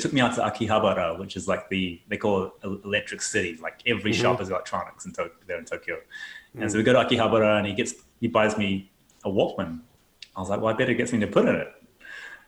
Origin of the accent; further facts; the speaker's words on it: New Zealand; I grew up in New Zealand and had two older brothers